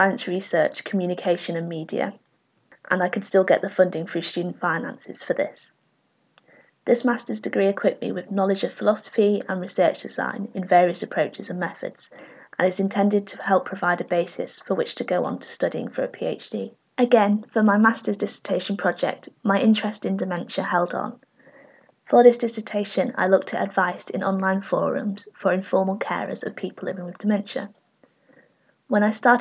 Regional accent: Sheffield, Yorkshire and the Humber, United Kingdom; also born or lived in Huddersfield, West Yorkshire; I am originally from Huddersfield in West Yorkshire and raised in Sheffield, South Yorkshire, and very proud of it

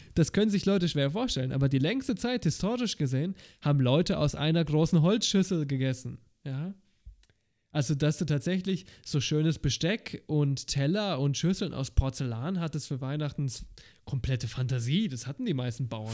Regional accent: Germany; Bei uns in Deutschland

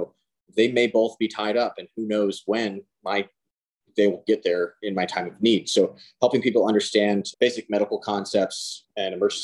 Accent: East Texas, United States; also born or lived in Dallas, Texas; he took us and transplanted us out here into the country

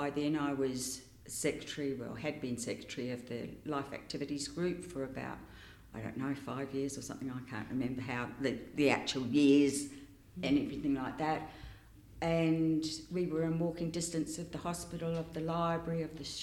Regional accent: New Zealand; moved away as an adult; also born or lived in Canada; now in Trentham, Australia; I was from New Zealand

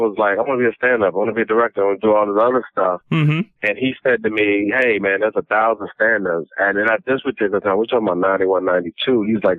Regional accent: Los Angeles, California, United States; growing up in South Central

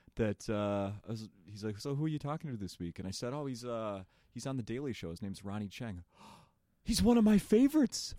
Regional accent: Saint Paul, Minnesota, United States; my history, uh, education in the Saint Paul Pub-, public schools

